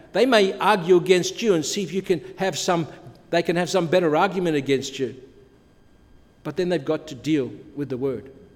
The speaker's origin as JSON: {"language": "English", "town": "Adelaide", "region": "South Australia", "country": "Australia", "tie": "born or raised there", "also_born_or_lived": "Europe", "moved": "yes", "lives_now": "Canada", "said": "when I was a young boy growing up in Adelaide"}